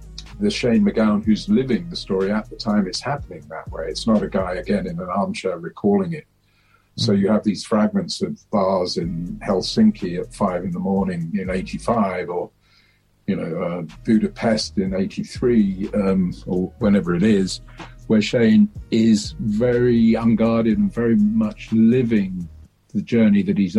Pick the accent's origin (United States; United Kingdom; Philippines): United Kingdom; England; we didn't learn about that at high school in England.